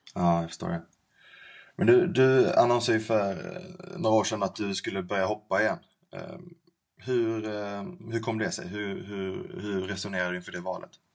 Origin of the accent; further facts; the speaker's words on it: Skåne, Sweden; accent: Skånska; moved away as an adult; now in Stockholm, Sweden; är en skidnörd från Skåne. Eh, förhoppningsvis så hör ni min skånska dialekt trots att jag har bott